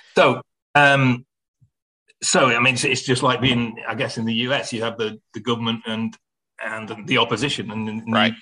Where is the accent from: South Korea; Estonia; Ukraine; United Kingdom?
United Kingdom; Manchester, North West England; the Manchester Apollo in, in my hometown